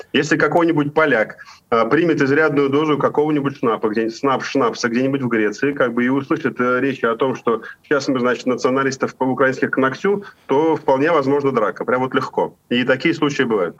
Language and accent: Russian; Ufa, Bashkortostan, Russia; moved away as an adult; now in Spain; в Уфе, в моем родном городе